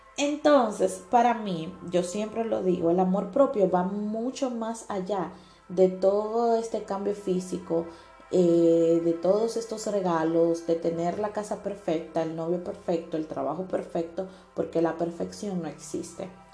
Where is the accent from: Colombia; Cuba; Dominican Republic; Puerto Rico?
Dominican Republic; now in Italy; soy de República Dominicana y actualmente vivo en Italia